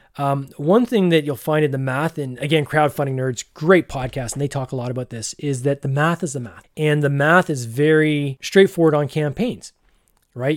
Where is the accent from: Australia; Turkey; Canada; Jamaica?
Canada; Barrie, Ontario; fellow person from Barrie